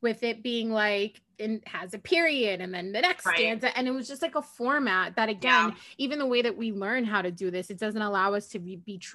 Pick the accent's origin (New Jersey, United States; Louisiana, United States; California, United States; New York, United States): New York, United States; I'm from New York